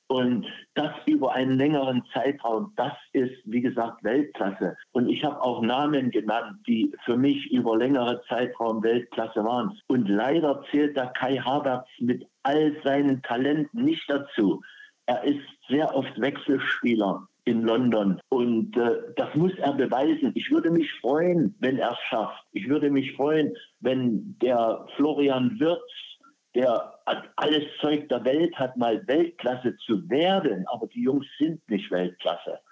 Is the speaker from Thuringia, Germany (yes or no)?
no; Knaschwitz, Saxony, Germany; moved away as an adult; also born or lived in Leipzig; now in Portugal; Knaschwitz ist mein Geburtsort, auch meine Heimat. Das liegt fünf Kilometer entfernt von dieser herrlichen Stadt Bautzen. Dort bin ich geboren, zur Schule gegangen, groß geworden